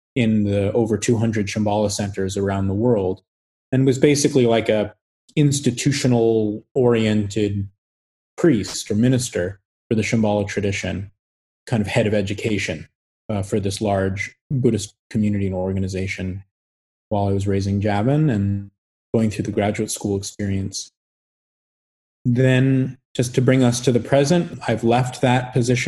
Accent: United States; I'm completely rooted as an American white man from a certain economic background

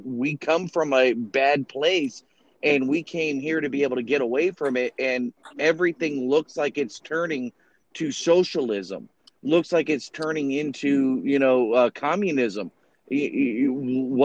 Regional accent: Florida, United States; I grew up in, you know, a central part of Florida on a horse ranch, and also I grew up in South Florida

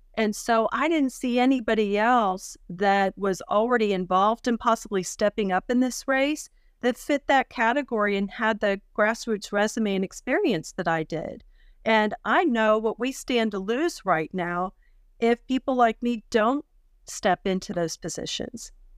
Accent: Pennsylvania, United States; moved away as an adult; now in Texas, United States; I grew up in Pennsylvania my whole life

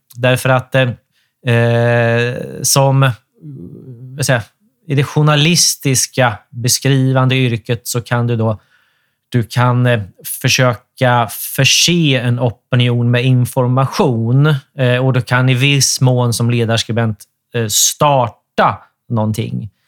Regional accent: Sweden; Vi är ju svenskar allesammans

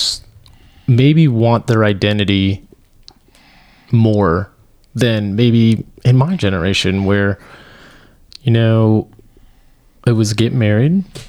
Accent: South Dakota, United States; when I was growing up in South Dakota

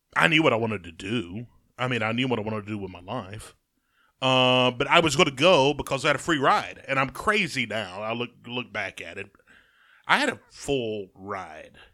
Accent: Jasper, Alabama, United States; I'm from Jasper.

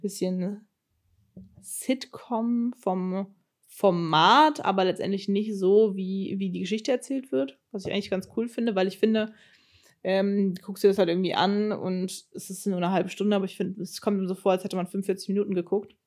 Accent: Germany; accent: German accent in English; wenn ich aber die Aufnahmen höre, höre ich den Akzent schon raus, den Deutschen. Ich glaube, das merkt man gar nicht so als Deutscher

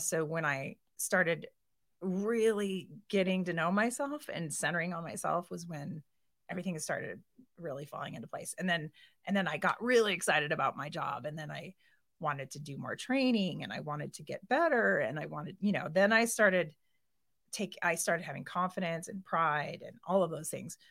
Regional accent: Boise, Idaho, United States; moved away as an adult; also born or lived in Portland; now in Kona, Hawaii, United States; I moved here when I was eight, so I went to Collister

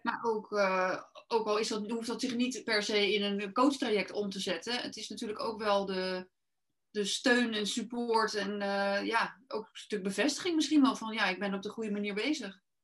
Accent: Rotterdam, South Holland, Netherlands; ik kom uit Rotterdam

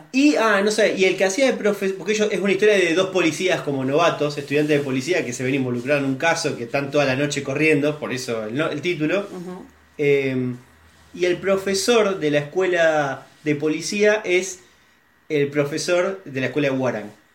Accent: Rosario, Santa Fe, Argentina; todos los que somos rosarinos acá

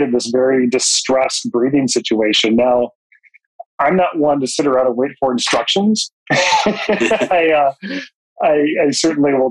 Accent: Jackson, Michigan, United States; I grew up in Jackson, Michigan

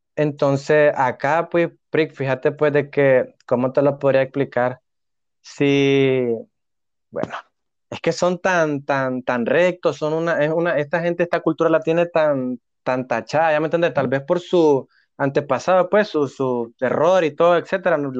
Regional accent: Nicaragua; moved away as an adult; now in Hamburg, Germany; como todo nica loco

